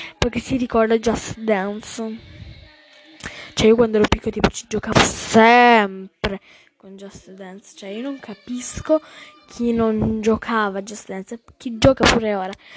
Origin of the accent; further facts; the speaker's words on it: Calabria, Italy; sono della Calabria.